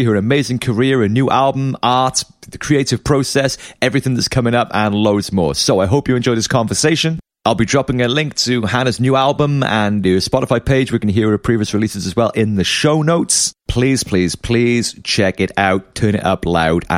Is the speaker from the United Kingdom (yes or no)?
yes; Cardiff, Wales, United Kingdom; you're playing my hometown favorite venue of the Globe in Cardiff